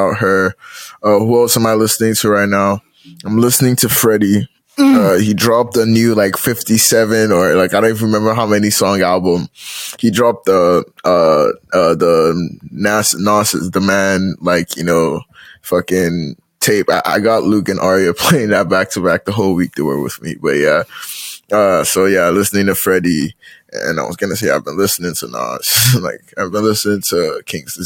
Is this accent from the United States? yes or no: no; Nigeria; I'm Nigerian